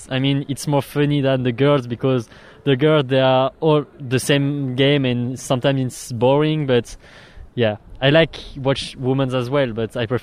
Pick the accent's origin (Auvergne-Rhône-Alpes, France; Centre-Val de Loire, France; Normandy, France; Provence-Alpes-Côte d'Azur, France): Normandy, France; Rouen; English is a second language; No, we are from Rouen.